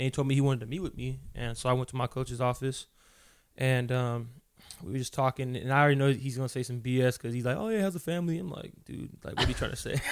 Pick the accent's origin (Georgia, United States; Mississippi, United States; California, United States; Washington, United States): California, United States; Fontana; also born or lived in Los Angeles, California; From, uh, Southern California, born in the L A. Uh, but I'm really from Fontana, California